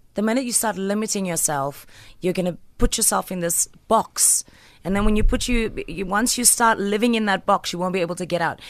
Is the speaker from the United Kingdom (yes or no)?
no; Port Elizabeth, Eastern Cape, South Africa; I'm just from P